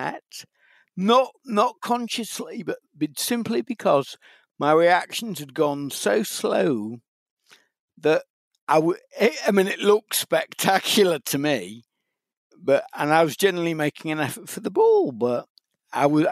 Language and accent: English; Macclesfield, North West England, United Kingdom; accent: Mancunian; also born or lived in Liverpool; I was brought up in Macclesfield